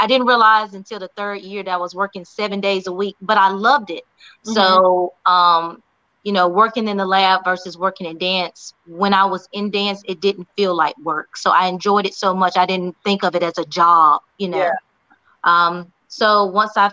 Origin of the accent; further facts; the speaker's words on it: Burlington, North Carolina, United States; born and raised in Burlington, North Carolina, a little small town in between Greensboro and Raleigh